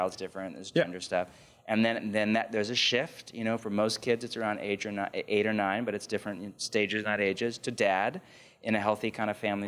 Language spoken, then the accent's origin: English; California, United States; I was growing up in California in the 80s and 90s